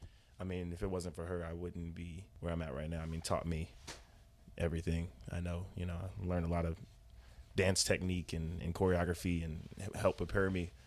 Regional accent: Fort Worth, Texas, United States; from Fort Worth, Texas.

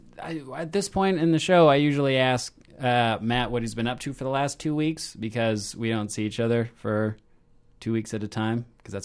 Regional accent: Toronto, Ontario, Canada; I'm from Toronto.

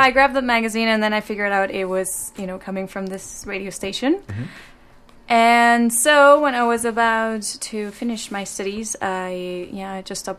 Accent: Mexico; moved away as an adult; now in Vancouver, Canada; I'm from Mexico.

